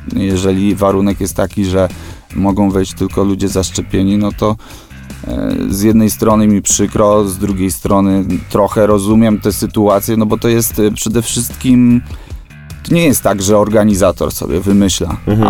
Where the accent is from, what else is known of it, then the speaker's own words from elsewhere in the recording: Żyrardów, Masovian Voivodeship, Poland; jesteśmy z Żardowa, bo ten Żyrardów kochamy